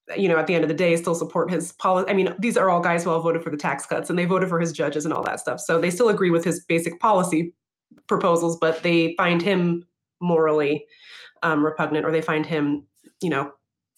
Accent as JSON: {"language": "English", "region": "Washington", "country": "United States", "tie": "born or raised there", "said": "when I was growing up in Washington, solid blue state"}